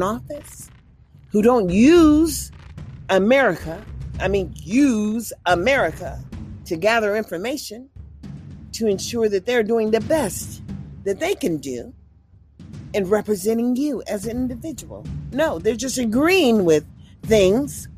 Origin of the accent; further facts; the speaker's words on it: Mississippi, United States; now in California, United States; I was born from Mississippi